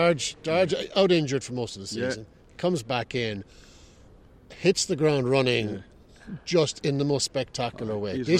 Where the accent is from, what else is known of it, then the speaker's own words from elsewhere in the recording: Limerick, Munster, Ireland; No, I'm not from Ireland. I'm from Limerick.